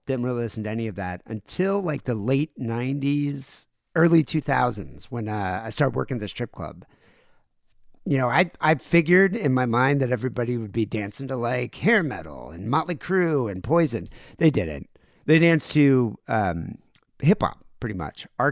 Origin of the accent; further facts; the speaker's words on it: South Africa; moved away; I grew up in South Africa